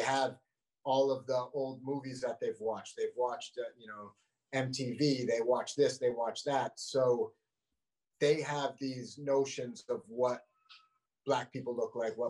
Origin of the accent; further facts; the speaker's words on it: Vermont, United States; I think we're second. I think Vermont is second whitest